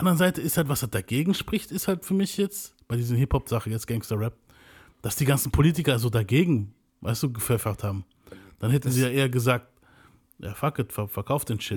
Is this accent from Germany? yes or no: no; Venezuela; bei uns in Venezuela